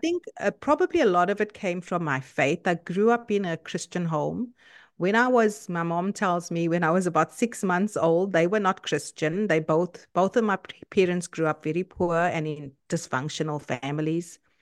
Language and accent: English; South Africa; moved away as an adult; now in Canada; I'm South African, uh, by nationality, and I live in Canada now for the past two years